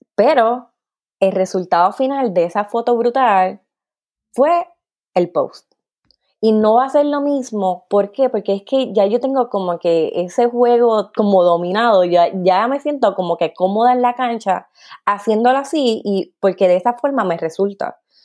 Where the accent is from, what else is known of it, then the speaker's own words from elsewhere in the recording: Carolina, Puerto Rico; moved away as an adult; also born or lived in South Korea; now in Belgium; soy de Carolina, Puerto Rico, con mucho orgullo, pero que actualmente está viviendo en Bélgica